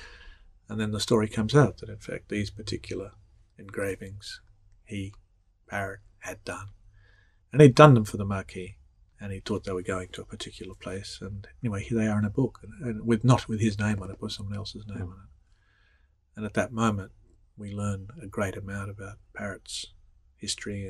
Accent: Australia; accent: Australian; moved away as an adult; now in United States; growing up in Australia

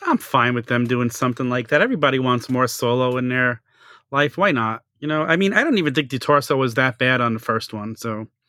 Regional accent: New York City, New York, United States; I had a little local toy store where I grew up in Staten Island

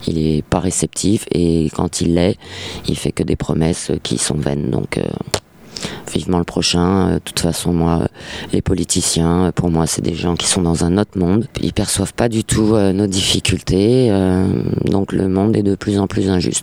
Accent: Paris, Île-de-France, France; moved away as an adult; Je suis né et j'ai toujours vécu à Paris

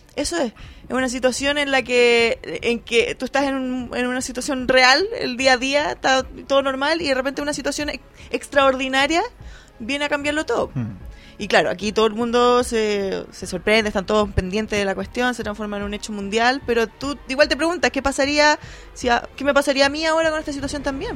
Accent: Concepción, Biobío, Chile; moved away; Concepción, obviamente, en mi ciudad, mi, mi casa

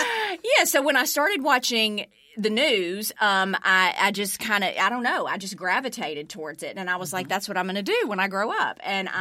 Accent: Pelham, Alabama, United States; accent: Southern; moved away as an adult; also born or lived in Birmingham, Alabama / Cape Girardeau, Missouri; now in Memphis, United States; I'm from Pelham, Alabama. And so grew up in Birmingham, Pelham, and graduated from University of Alabama.

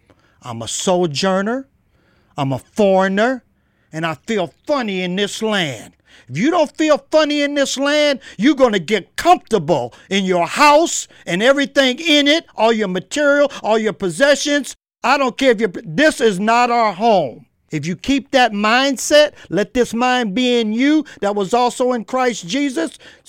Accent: California, United States; moved away; I didn't even know John MacArthur was in California. And I'm from California, right?

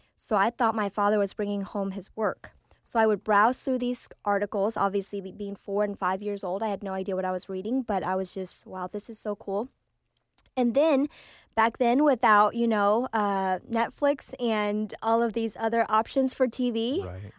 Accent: Oklahoma City, Oklahoma, United States; English is a second language; also born or lived in Vietnam; I grew up in Oklahoma City, went to school uh, in Putnam City District

